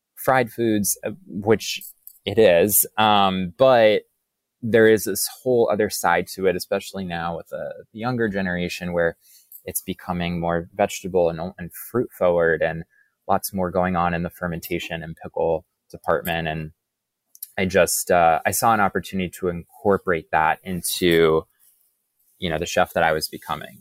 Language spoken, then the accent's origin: English; Boca Raton, Florida, United States; now in New York, United States; I grew up in Boca Raton, Florida.